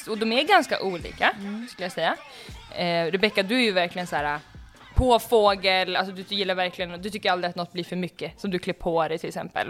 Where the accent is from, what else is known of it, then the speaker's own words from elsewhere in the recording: Uppsala, Uppsala County, Sweden; Jag är ju född i Uppsala